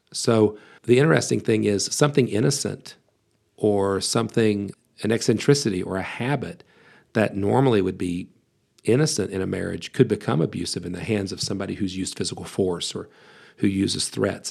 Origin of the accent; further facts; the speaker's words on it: West Virginia, United States; I was born and raised in West Virginia